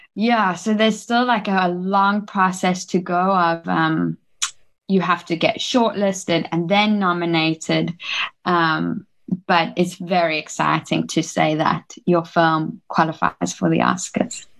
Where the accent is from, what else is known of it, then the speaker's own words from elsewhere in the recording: Johannesburg, Gauteng, South Africa; moved away as an adult; also born or lived in New York, United States / Los Angeles, United States; I was born in South Africa my whole life, raised in Johannesburg, and my parents are South African